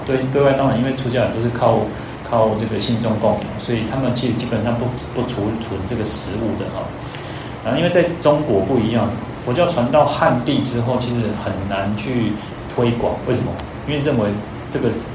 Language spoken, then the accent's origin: Chinese; Changhua County, Taiwan; 像我们是彰化人嘛， 那彰化，那个， 其实彰化就是口音还是有点不一样，然后去到高雄的时候，小时候，那时候也很小嘛，十一岁到高雄